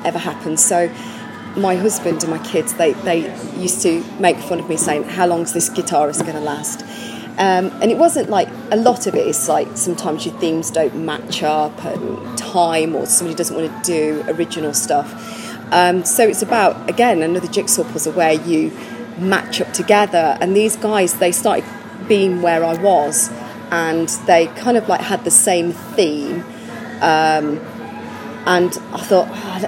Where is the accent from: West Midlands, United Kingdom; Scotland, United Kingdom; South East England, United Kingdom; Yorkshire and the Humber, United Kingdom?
West Midlands, United Kingdom; Warwickshire; I'm from Warwickshire.